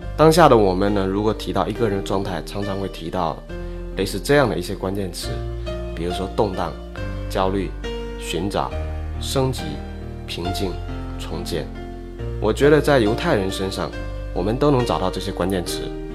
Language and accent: Chinese; China; 我们中国人可能是在老乡会、会议、高端社群中混圈子